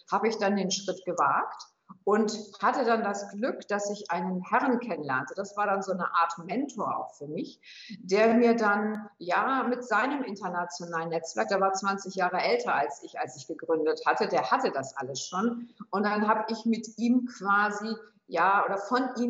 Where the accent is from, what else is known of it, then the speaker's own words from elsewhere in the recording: Hamburg, Germany; moved away as an adult; now in Würzburg, Germany; ich komme gebürtig aus Hamburg, bin also kein Würzburger, sondern eine Hamburgerin ähm, bin über berufliche Station dann nach Würzburg geraten